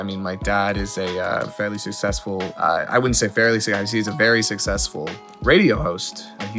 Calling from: Toronto, Ontario, Canada; I'm calling from Toronto, Ontario.

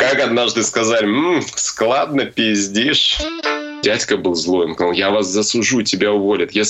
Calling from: Arashan, Chuy Region, Kyrgyzstan; Э, я вещаю из Киргизии, из внимание, из села. Село называется Арашан.

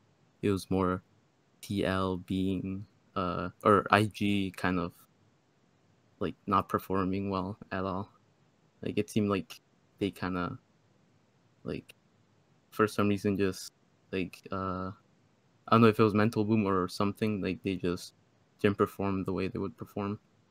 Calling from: Bethesda, Maryland, United States; From Maryland.

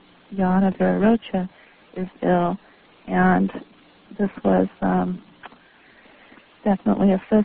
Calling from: Whittier, California, United States; from Whittier.

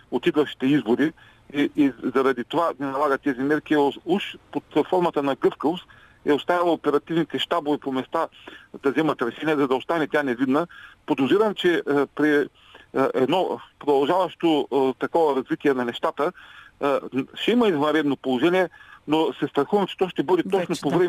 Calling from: Ruse, Ruse Province, Bulgaria; от Русе.

